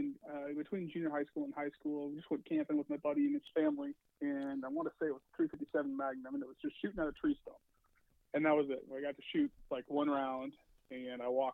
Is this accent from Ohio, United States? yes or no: no; Seattle, Washington, United States; also born or lived in Federal Way, Washington; Home for me is actually Washington State. So I grew up in Seattle, moved to Federal Way in the seventh grade